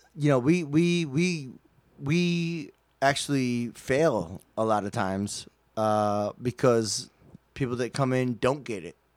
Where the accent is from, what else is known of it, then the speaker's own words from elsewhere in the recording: United States; I'm an American